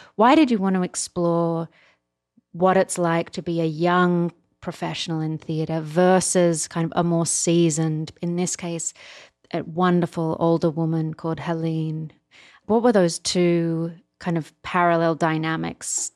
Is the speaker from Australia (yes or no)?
yes; Australia; now in United States; as an Australian